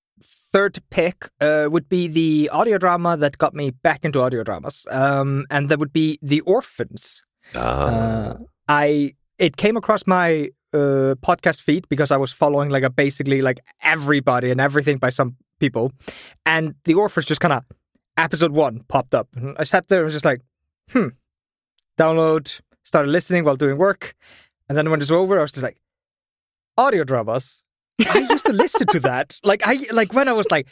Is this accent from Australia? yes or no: no; Iceland; I'm from Iceland.